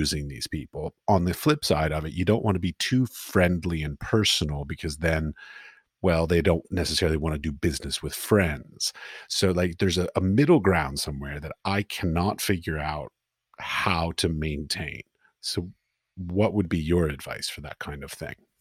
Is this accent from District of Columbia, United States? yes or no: yes; Washington, District of Columbia, United States; I grew up in Washington, D C